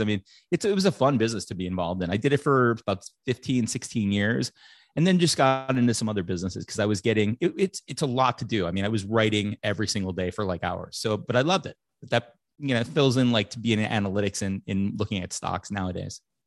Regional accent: Chicago, Illinois, United States; growing up in Chicago

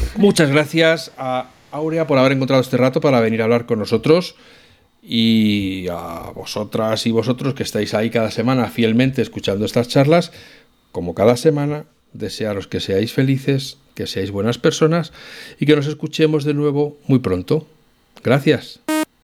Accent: Spain; cómo somos los españoles

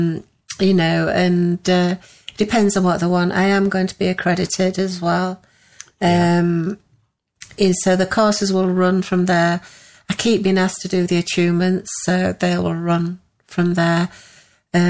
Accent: Pudsey, Yorkshire and the Humber, United Kingdom; also born or lived in Leeds; Leeds where I was born, and Pudsey's where I moved to after 10 weeks old, and a lot of my family are from Pudsey

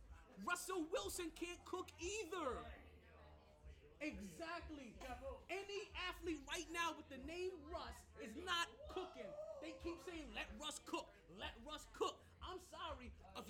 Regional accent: Jamaica; I'm aggressive by nature. I'm Jamaican. This is how we talk.

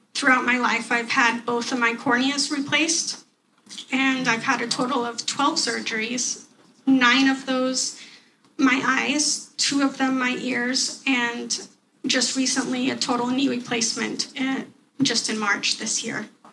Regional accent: Portland, Oregon, United States; I am 27 years old and I come from Portland, Oregon

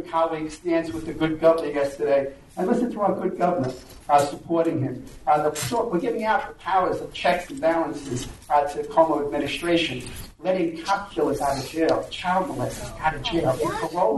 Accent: New York, United States; I'm a graduate of our local school

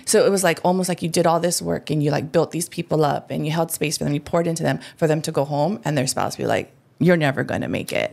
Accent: Hawaii, United States; I'm Hawaiian

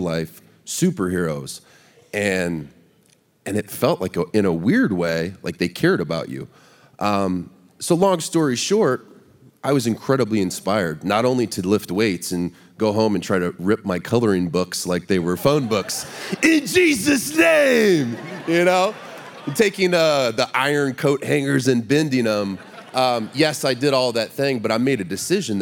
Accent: Baton Rouge, Louisiana, United States; I grew up in Baton Rouge, Louisiana

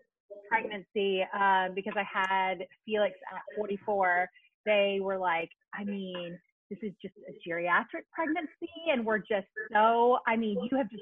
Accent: the South, United States; also born or lived in New York; now in Atlanta, United States; I'm originally from the South.

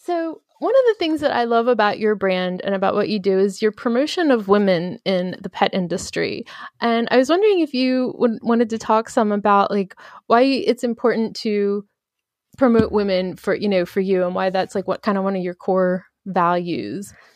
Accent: Baltimore, Maryland, United States; I'm from Baltimore

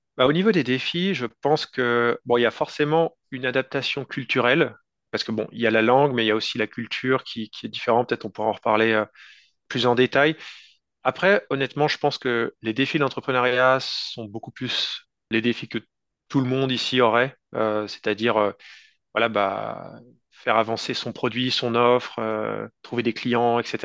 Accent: France; first language French; moved away as an adult; now in Vancouver, Canada; je suis un francophone français, donc j'ai grandi en France. puis je suis arrivé au Canada, dans la zone de Vancouver, en 2019.

